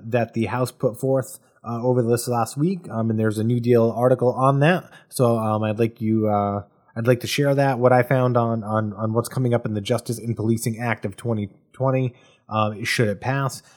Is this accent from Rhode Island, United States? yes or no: yes; Bristol, Rhode Island, United States; in Bristol, Rhode Island, my hometown. Uh, very proud to have grown up there.